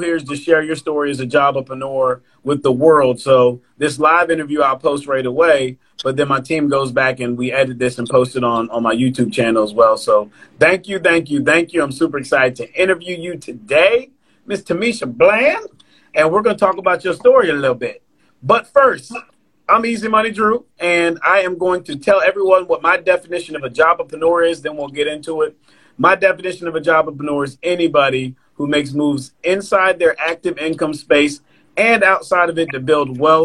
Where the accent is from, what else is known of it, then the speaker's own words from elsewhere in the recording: Virginia Beach, Virginia, United States; I'm from Virginia Beach